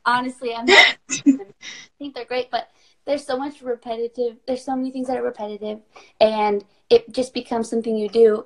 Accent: North Carolina, United States; now in Phoenix, Arizona, United States; I grew up in North Carolina in a small town

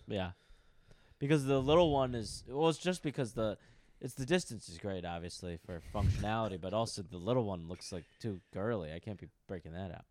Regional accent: New York, United States; I'm from New York

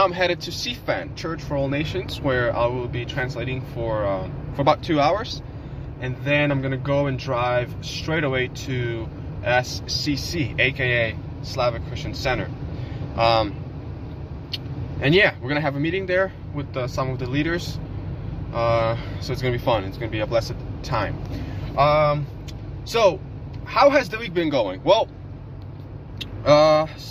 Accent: Ukraine; now in United States; I come from Ukraine, so in Ukraine we have a lot of that kind of stuff.

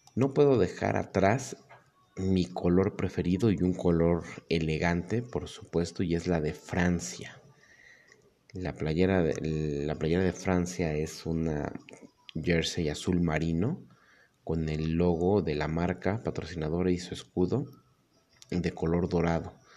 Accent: Mexico; soy mexicano

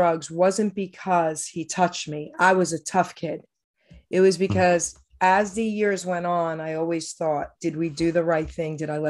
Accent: Long Island City, New York, United States; I came from New York, Long Island City, and I was, only going into seventh grade.

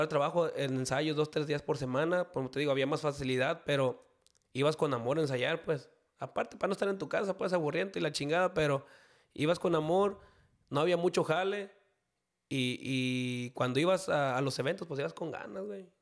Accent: Tuxcacuesco, Jalisco, Mexico; originario de Tuscacuesco, Jalisco

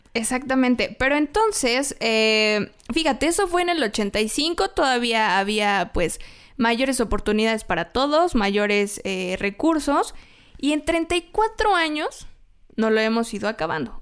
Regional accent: Mexico; los mexicanos

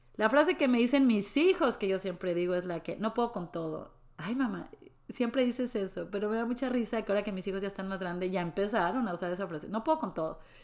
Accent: Mexico City, Mexico; moved away as an adult; also born or lived in Mérida; now in Dallas, United States; Yo soy de la Ciudad de México, una ciudad hermosa.

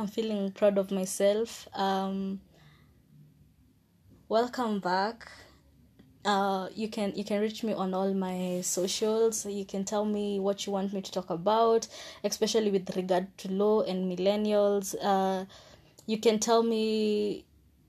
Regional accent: Kenya; as a Kenyan

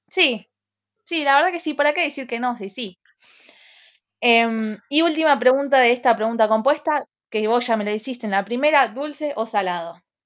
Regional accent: Santa Fe, Argentina; Soy de Santa Fe Capital

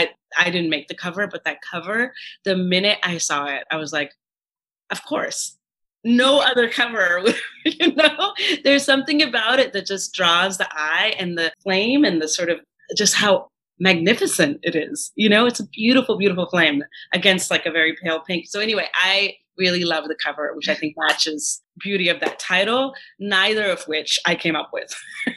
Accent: Kanpur, Uttar Pradesh, India; I grew up in Kanpur, but in Uttar Pradesh. But my grandparents lived in Andhra Pradesh.

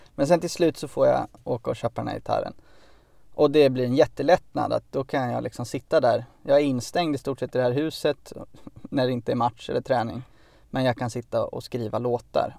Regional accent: Örebro, Örebro County, Sweden; jag kom ju från Örebro, och vid den planen som låg vid, vid liksom, eh, lägenhetsområdet där vi bodde

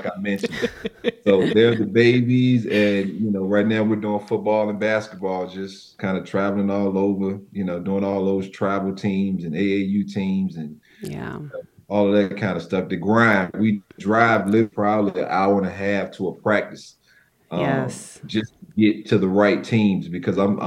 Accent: Virginia Beach, Virginia, United States; I'm from the Virginia area, kind of that Virginia Beach 757 area of Virginia

